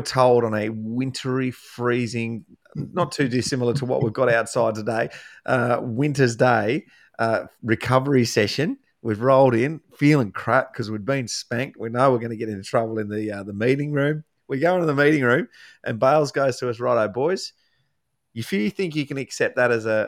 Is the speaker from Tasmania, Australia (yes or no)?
yes; Tasmania, Australia; I'm from Tasmania